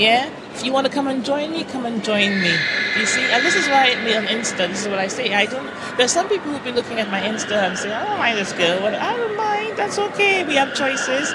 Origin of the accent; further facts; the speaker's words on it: Trinidad & Tobago; accent: Trinidad; moved away as an adult; now in United Kingdom; I'm from Trinidad.